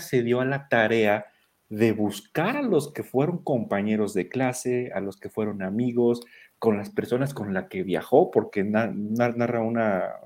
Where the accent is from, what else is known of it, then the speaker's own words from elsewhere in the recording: Mexico; todos los que somos mexicanos, que vivimos en México